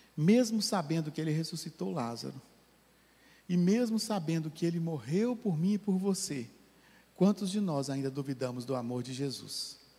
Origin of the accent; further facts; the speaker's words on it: Manhuaçu, Minas Gerais, Brazil; Eu sou de Manhuaçu, né? Que é uma cidade do interior.